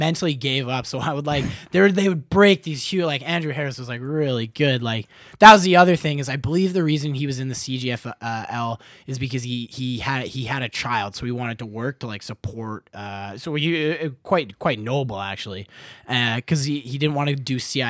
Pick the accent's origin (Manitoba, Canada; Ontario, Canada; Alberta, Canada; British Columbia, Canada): British Columbia, Canada; Cranbrook; now in Vancouver, Canada; I'm originally from Cranbrook